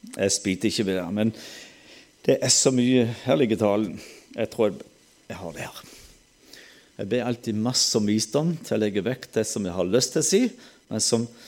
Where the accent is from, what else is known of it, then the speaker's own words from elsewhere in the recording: Sørlandet, Southern Norway, Norway; accent: Sørlandet dialect; Da kan jeg snakke sørlandsdialekt